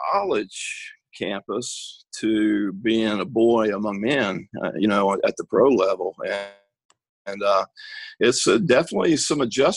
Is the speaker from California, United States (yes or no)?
no; East Texas, United States; moved away as an adult; I was a kid from East Texas